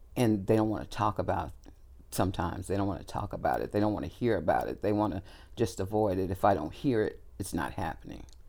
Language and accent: English; Kansas City, Missouri, United States; also born or lived in Texas; I was born in Texas, but I lived most of my life here in Kansas City. Grew up here right in the urban community.